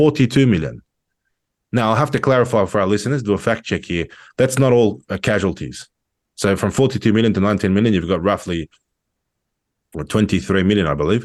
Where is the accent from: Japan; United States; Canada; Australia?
Australia; I'm an Australian